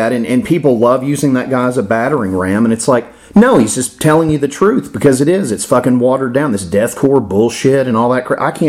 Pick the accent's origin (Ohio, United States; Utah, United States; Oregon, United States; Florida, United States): Florida, United States; I'm in my 40s. I grew up in Florida.